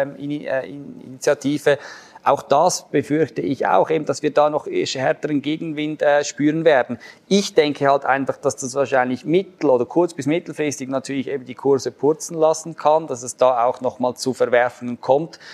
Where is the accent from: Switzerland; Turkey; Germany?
Switzerland; als Schweizer